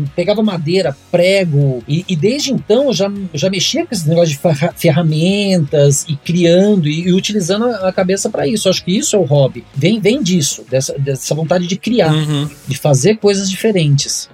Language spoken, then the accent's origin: Portuguese; Mogi das Cruzes, São Paulo, Brazil; eu tive uma choperia na minha cidade natal, em Monte das Cruzes.